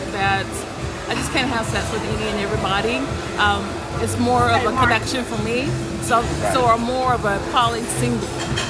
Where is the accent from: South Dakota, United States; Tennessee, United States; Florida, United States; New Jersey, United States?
Tennessee, United States; I'm from Tennessee.